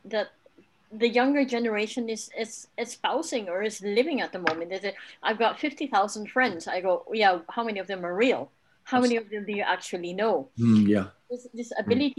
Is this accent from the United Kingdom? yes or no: no; Kenya; moved away; I grew up in Kenya where I ran around with children in the compound around trees.